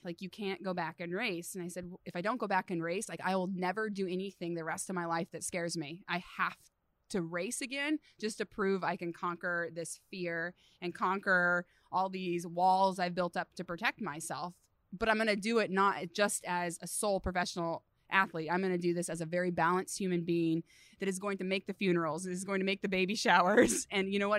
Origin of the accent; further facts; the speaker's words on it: Redding, California, United States; also born or lived in Los Alamos, California / Abilene, Texas; born on a cattle ranch, uh, in Los Alamos, California, so pretty far from civilization, and then grew up the rest in Redding, California, so super NorCal